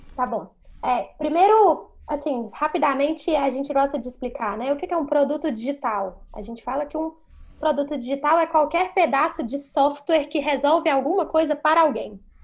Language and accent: Portuguese; Belo Horizonte, Minas Gerais, Brazil; moved away as an adult; now in São Paulo, Brazil; Eu sou natural de Belo Horizonte